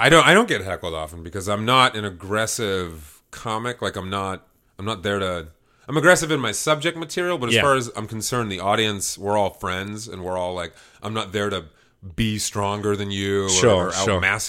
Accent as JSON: {"language": "English", "town": "Boston", "region": "Massachusetts", "country": "United States", "tie": "born or raised there", "accent": "Boston", "said": "As far as Boston goes, I grew up in the South End."}